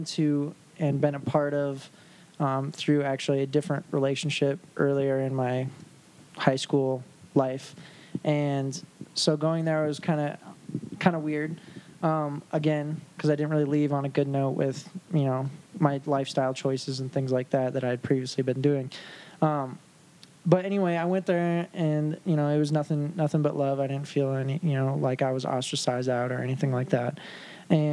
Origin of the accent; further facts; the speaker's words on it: South Dakota, United States; I grew up in South Dakota, so that's where me and my wife met. That's where we're from